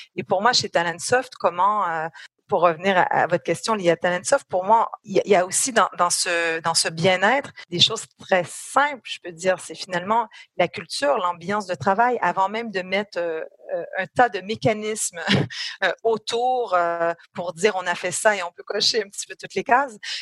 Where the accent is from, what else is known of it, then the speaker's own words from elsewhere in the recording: Canada; moved away as an adult; now in France; j'ai un accent, donc je suis canadienne, je suis canado-française pour être très précise